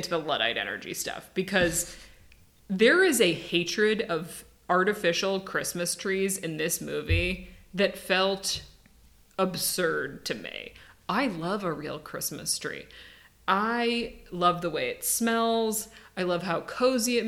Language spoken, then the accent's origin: English; Midwest, United States; I'm from the Midwest. We get the lake effect here.